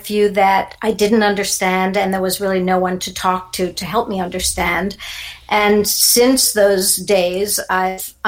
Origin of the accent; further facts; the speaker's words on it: New York City, New York, United States; now in Naples, United States; I'm originally from New York City and I actually grew up in a little suburb, a little place called Neponset, which was part of Queens